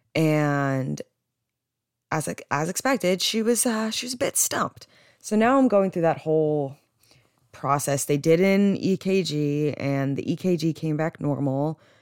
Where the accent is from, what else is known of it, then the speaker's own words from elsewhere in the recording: New Jersey, United States; growing up in Jersey, I don't, I don't think I have an accent